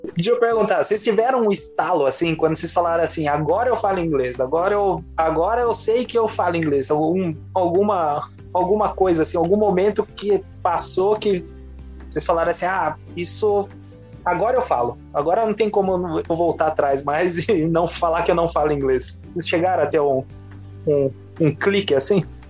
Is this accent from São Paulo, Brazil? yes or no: yes; São Paulo, Brazil; moved away as an adult; also born or lived in United States / Liechtenstein; now in Switzerland; eu sou originalmente nascido em São Paulo. Estudei, trabalhei no, no, no Brasil